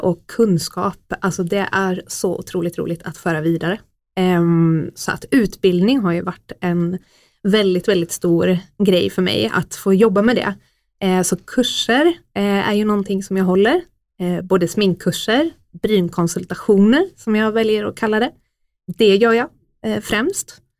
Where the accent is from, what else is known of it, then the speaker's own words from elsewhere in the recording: Oskarshamn, Kalmar County, Sweden; moved away as an adult; now in Stockholm, Sweden; Jag är ju faktiskt född här från början, men eh, har varit uppväxt i Oskarshamn